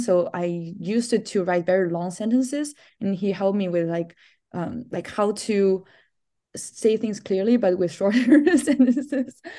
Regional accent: China; moved away as an adult; also born or lived in Minnesota, United States; I'm originally from China

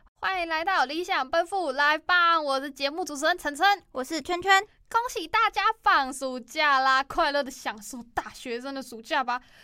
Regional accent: Chiayi County, Taiwan; 嘉义县是那个台湾老年化最严重的城市啊，然后我又是那里出生的

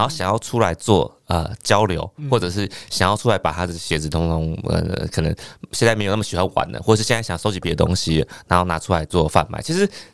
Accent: Penghu County, Taiwan; moved away; 我是澎湖人。嗯。嗯。我们那个澎湖马公高中

